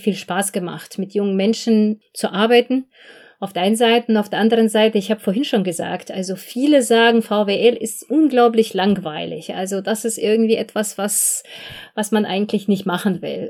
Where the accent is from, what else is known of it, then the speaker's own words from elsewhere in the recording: Belarus; moved away as an adult; now in Germany; Ich komme ursprünglich selbst äh, aus Belarus, also ich bin dort geboren, mhm. aufgewachsen